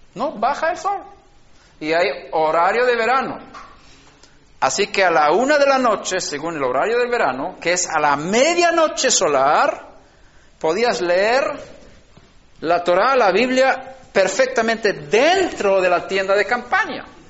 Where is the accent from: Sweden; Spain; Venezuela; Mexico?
Sweden; moved away; en Suecia, donde yo nací